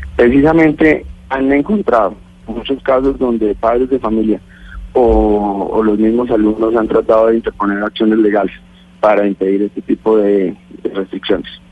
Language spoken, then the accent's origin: Spanish; Boyacá, Colombia; soy boyacense